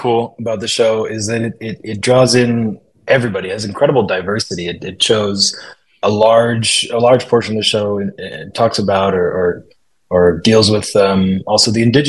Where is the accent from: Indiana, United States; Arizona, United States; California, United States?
California, United States; first language English; I'm from California